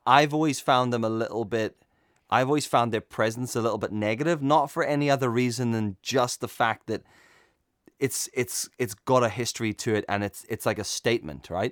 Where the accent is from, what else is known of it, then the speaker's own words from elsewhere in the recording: Cape Town, Western Cape, South Africa; now in Northern Ireland, United Kingdom; born in South Africa, grew up in Cape Town, and then I live in Northern Ireland